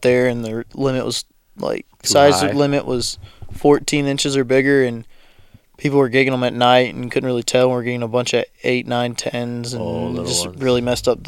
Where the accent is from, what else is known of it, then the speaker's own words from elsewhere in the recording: North Carolina, United States; moved away as an adult; also born or lived in Ohio; now in Texas, United States; I'm from North Carolina